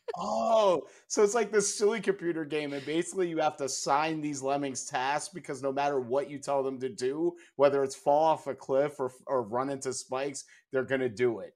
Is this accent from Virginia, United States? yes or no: no; New York, United States; now in Chicago, United States; I grew up in New York